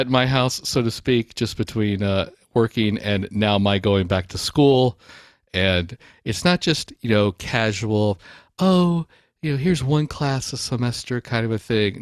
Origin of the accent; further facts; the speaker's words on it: Baton Rouge, Louisiana, United States; growing up in Baton Rouge